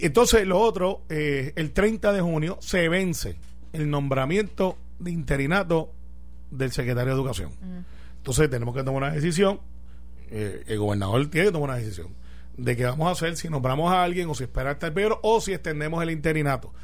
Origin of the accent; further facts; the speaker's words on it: Puerto Rico; soy puertorriqueño